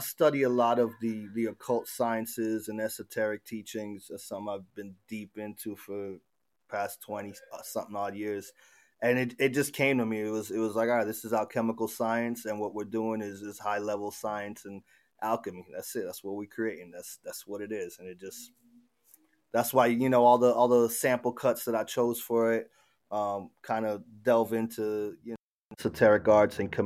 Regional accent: Miami, Florida, United States; moved away as an adult; also born or lived in Argentina; now in Asheville, United States; growing up in South Florida and Miami.

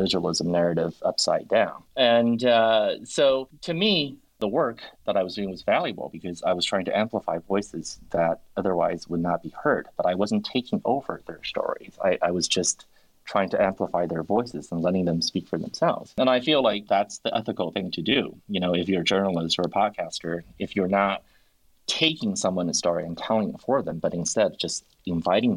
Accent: United States; being an American writer in English

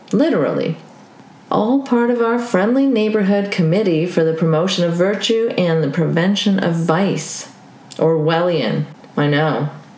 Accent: Saudi Arabia; colors my views on religion is having grown up in an Islamic theocracy, Saudi Arabia. I grew up there as a Pakistani expat and lived in a compound for foreigners.

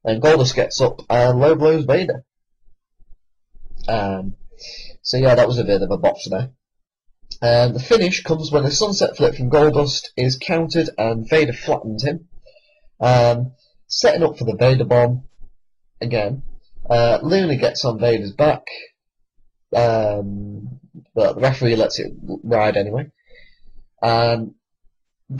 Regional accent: United Kingdom; I am British

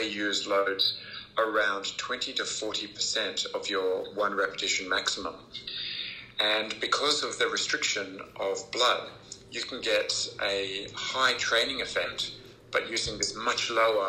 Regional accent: Australia; also born or lived in Oxford, England; I am a exercise physiologist and an Australian, but I was born in Oxford, England, and moved to Australia when I was a little child with my family. And I've been here ever since

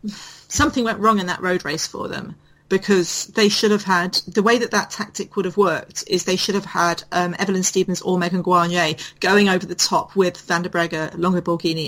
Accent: United Kingdom

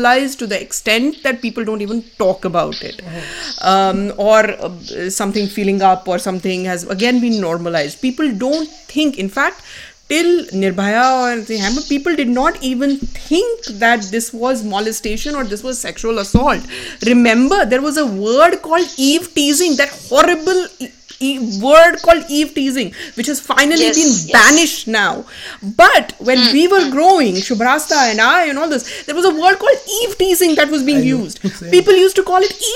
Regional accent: India; born and raised in India

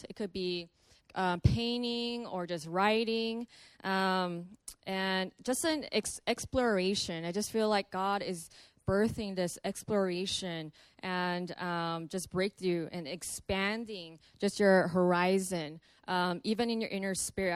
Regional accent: Los Angeles, California, United States; I'm from Los Angeles.

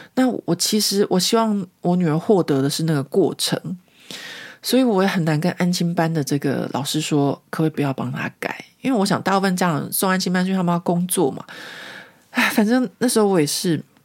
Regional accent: Taipei, Taiwan; moved away as an adult; now in Paris, France; 其实我自己小时候就是念光复国小长大的嘛，然后我的两个姐姐和我弟弟，我们全家都是光复国小毕业的

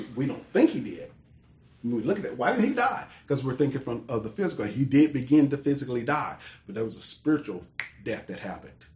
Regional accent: United States; I was born in America

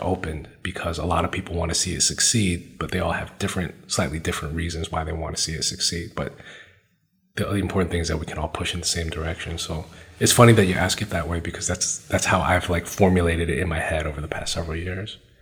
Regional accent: Brookline, Massachusetts, United States; I grew up in Brookline, which is a great place to grow up in a lot of ways, super safe.

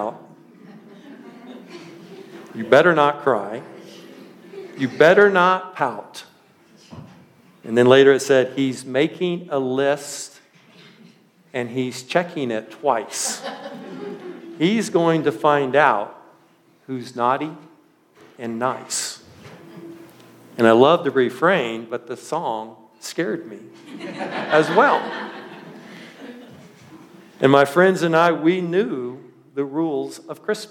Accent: central Washington, United States; now in Mancos, United States; I lived my early elementary years in a very small agricultural community, probably just a little bit bigger than Mancos in central Washington

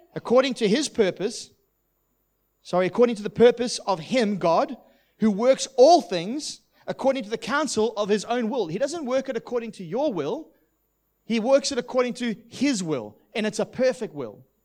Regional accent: South Africa; also born or lived in United Kingdom; now in Australia; what I grew up with in South Africa.

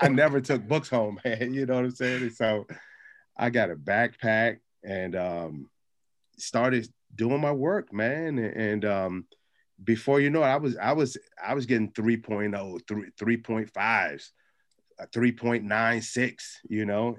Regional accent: Capitol Heights, Maryland, United States; growing up in Capitol Heights

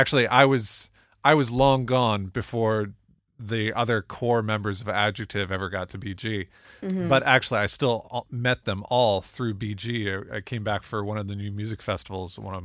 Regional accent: Toledo, Ohio, United States; I grew up in Toledo, Ohio

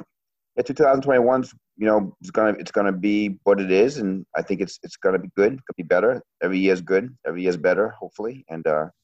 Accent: Maine, United States; Hey, I'm from Maine.

